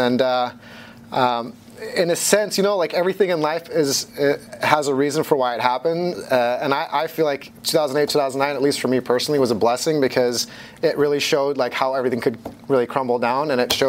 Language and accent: English; Hong Kong; born there; I'm half Dutch, half Filipino, and I was born in Hong Kong, and I grew up between all the different continents because my family's in the fashion business.